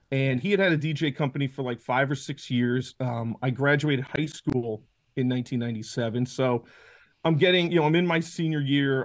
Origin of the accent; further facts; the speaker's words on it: Washingtonville, New York, United States; I grew up in Orange County. I've lived here my whole life, went to high school up here.